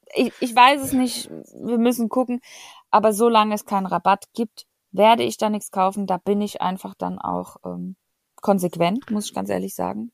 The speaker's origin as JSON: {"language": "German", "country": "Germany", "said": "wir als Deutsche"}